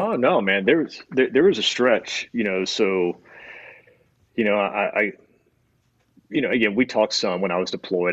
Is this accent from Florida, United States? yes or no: yes; Destin, Florida, United States; also born or lived in Alabama; I was born in Alabama and moved to Florida, uh, Destin, Florida, when I was got three, four, maybe